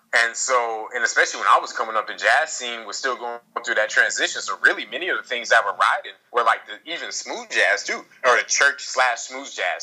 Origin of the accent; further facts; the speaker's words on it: Kansas City, Missouri, United States; moved away as an adult; also born or lived in New York City, United States; now in Paris, France; life was uh was an interesting time growing up in Kansas City